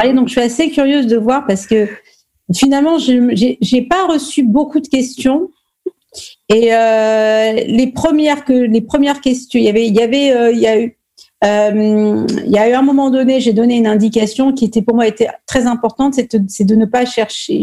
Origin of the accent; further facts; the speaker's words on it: Normandy, France; Je suis née en France, je suis née en Normandie.